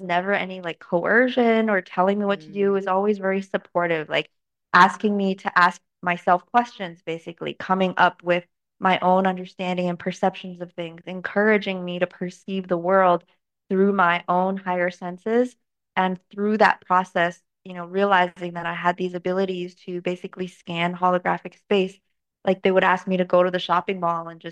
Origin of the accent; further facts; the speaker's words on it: Canada; also born or lived in China; Moved to Canada in 2003 when I was 9, and grew up really normal